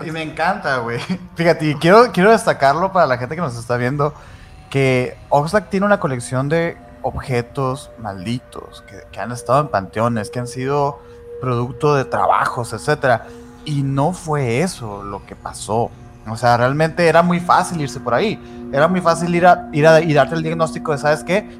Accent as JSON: {"language": "Spanish", "region": "Sonora", "country": "Mexico", "said": "Aquí, aquí en Hermosillo, fíjate, nosotros somos de Sonora"}